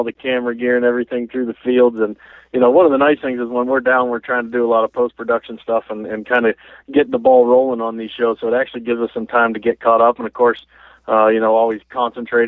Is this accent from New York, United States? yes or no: no; Pittsburgh, Pennsylvania, United States; moved away as an adult; also born or lived in Saskatchewan; We grew up in Pittsburgh, Pennsylvania. You know, I'm 27 years old. I lived there until I was, you know, fresh out of high school.